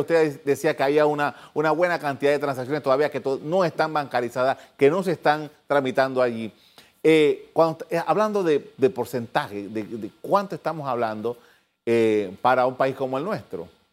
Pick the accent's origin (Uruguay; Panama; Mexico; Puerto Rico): Panama